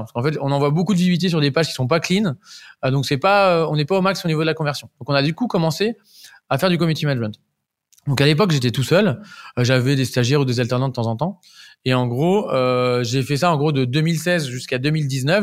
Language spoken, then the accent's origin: French; Deauville, Normandy, France; je viens de Normandie, je, suis un, je suis un petit Normand